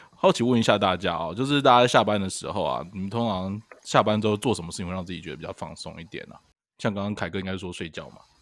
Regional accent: southern Taiwan, Taiwan; moved away; 因为像我南部

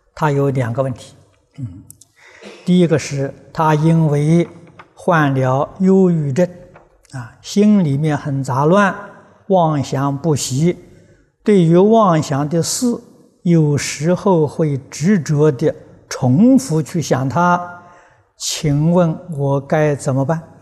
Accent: China; 我是中国人呐，这总改不了啊。 啊，老家在中国，出生在中国

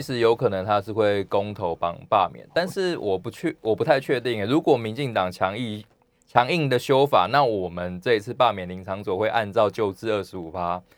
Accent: Yunlin County, Taiwan; 像我乡下出生，我云林人嘛

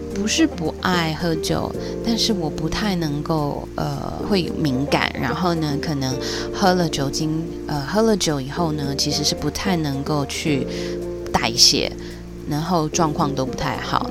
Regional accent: Taiwan; 我来自台湾

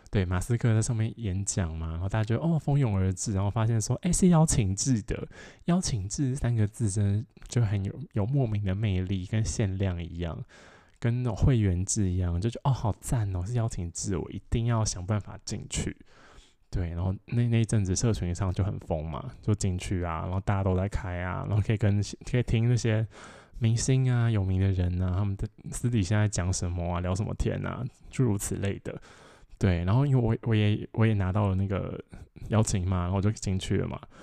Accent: Changhua County, Taiwan; moved away; 我的老家在彰化

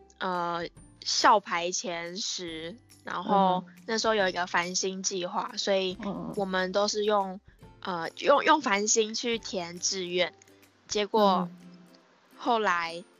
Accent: Taipei, Taiwan; also born or lived in Kaohsiung; 我是台北人，那我大学是念高雄医学大学香妆品学系。

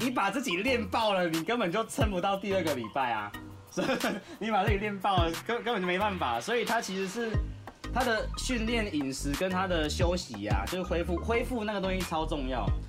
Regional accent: Kaohsiung, Taiwan; 我是高雄人

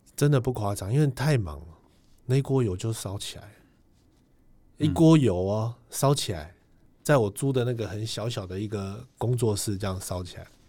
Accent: Taiwan; 我们是台湾人

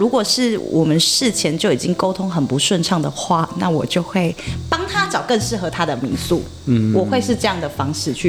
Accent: Taitung County, Taiwan; 我我小时候是在台东长大嘛，那你一直有都有在接收阿美族文化，就是爸爸这边的文化传承的部分

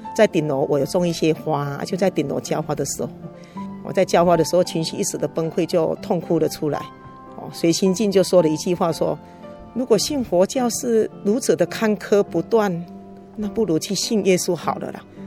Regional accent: Fengyuan, Taichung, Taiwan; 父母都曾担任那个丰原两间大庙的委员和送纪年

